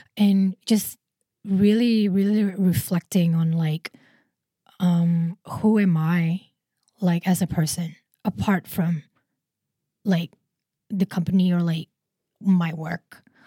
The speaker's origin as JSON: {"language": "English", "country": "Indonesia", "moved": "yes", "lives_now": "Singapore", "said": "I'm originally from Indonesia"}